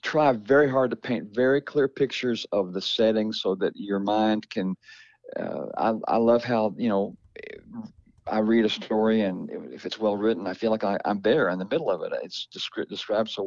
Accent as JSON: {"language": "English", "region": "Kentucky", "country": "United States", "tie": "born or raised there", "said": "my hometown in Kentucky"}